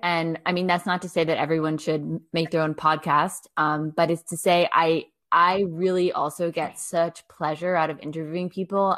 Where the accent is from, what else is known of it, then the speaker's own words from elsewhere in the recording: United States; now in France; i'm American